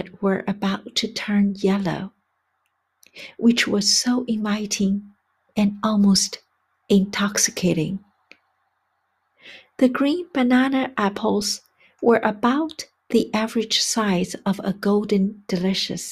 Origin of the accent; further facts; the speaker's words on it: China; now in United States; my hometown in China